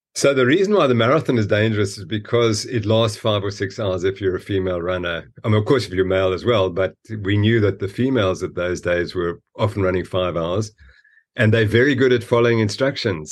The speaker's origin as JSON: {"language": "English", "country": "Zimbabwe", "tie": "born or raised there", "moved": "yes", "lives_now": "South Africa", "said": "I was born in Rhodesia, Zimbabwe, which had fantastic ranches"}